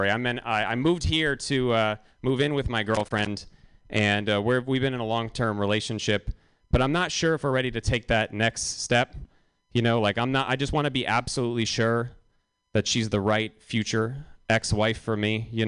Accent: Los Angeles, California, United States; now in San Francisco, United States; I'm from California and I live here now. Uh, well, I know that doesn't really make sense. I'm from LA and I live here now, and it's good to live in San Francisco.

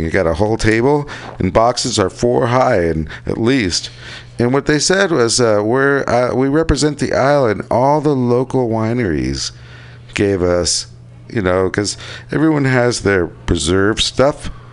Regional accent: United States; as an American

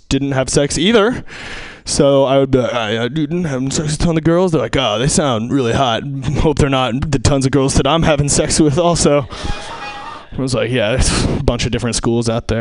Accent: Seattle, Washington, United States; I'm from Seattle, so we had kind of a special church

